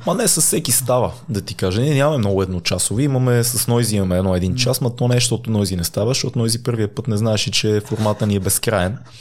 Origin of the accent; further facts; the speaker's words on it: Sofia, Sofia City, Bulgaria; съм от квартал Надежда, съм израснал в София